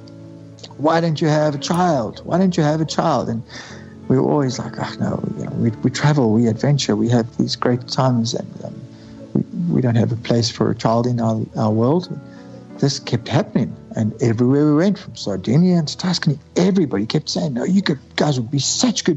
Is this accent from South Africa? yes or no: yes; South Africa; we are from South Africa, not from England.